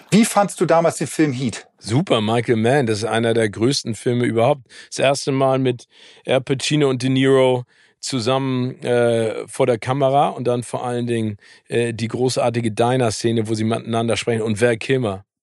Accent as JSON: {"language": "German", "region": "East Germany", "country": "Germany", "said": "ich komme aus dem Osten, für mich war der Wilde Westen immer eine Banane."}